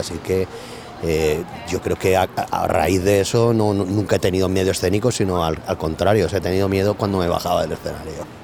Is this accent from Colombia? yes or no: no; Benetússer, Valencian Community, Spain; un ambiente como mi pueblo, como Benetuser, o sea, un pueblo de la huerta